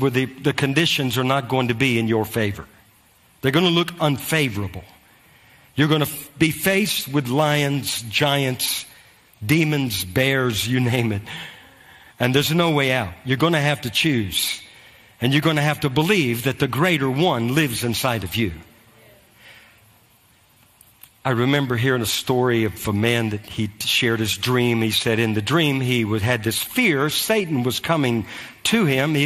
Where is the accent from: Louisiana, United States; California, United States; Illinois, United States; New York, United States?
Louisiana, United States; moved away as an adult; also born or lived in North Carolina; now in Moravian Falls, United States; I grew up in Louisiana